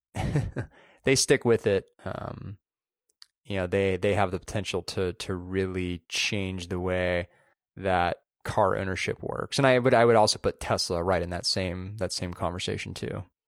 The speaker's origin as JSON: {"language": "English", "region": "Southern California", "country": "United States", "tie": "born or raised there", "moved": "as an adult", "lives_now": "San Francisco, United States", "said": "growing up in Southern California, going to college in Central California, and then now living up here"}